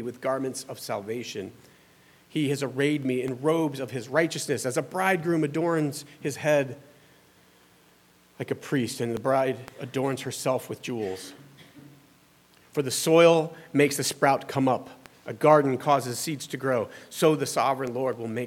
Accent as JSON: {"language": "English", "region": "the South", "country": "United States", "said": "I'm from the South"}